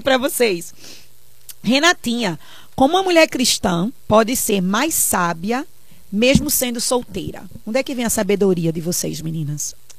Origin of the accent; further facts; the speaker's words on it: Recife, Pernambuco, Brazil; eu pelo menos cresci numa igreja em Recife